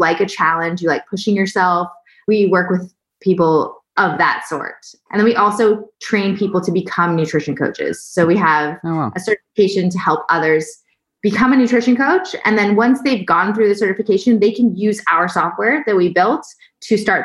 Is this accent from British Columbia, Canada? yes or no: no; Toronto, Ontario, Canada; now in Austin, United States; I'm Canadian, currently living in Austin, Texas. And my background, growing up in Toronto, Canada